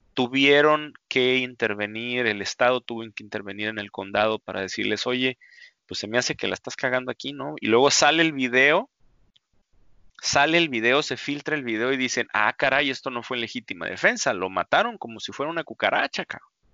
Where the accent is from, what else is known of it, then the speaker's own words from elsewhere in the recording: Mexico; nosotros como mexicanos